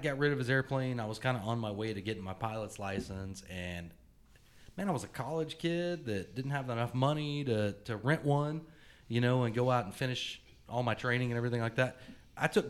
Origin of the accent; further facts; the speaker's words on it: North Carolina, United States; now in Oklahoma City, United States; I'm from North Carolina originally, and Dad's main deal with having an aircraft was to be able to fly home for holidays